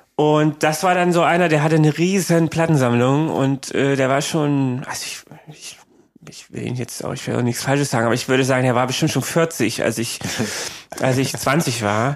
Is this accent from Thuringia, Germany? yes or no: yes; Creuzburg, Thuringia, Germany; moved away as an adult; also born or lived in Eisenach; now in Berlin, Germany; bei uns in Eisenach, also das war die nächstgrößere Stadt von Kreuzburg, die war so zehn Kilometer weg